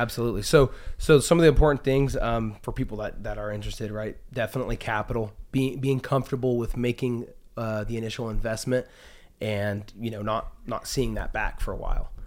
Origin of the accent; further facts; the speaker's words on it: Utah, United States; also born or lived in Las Vegas, Nevada / Seattle, Washington / Texas / San Diego, California; I kinda claim Utah as home. Um, grew up most, most of my years here, probably about fifteen years here in Utah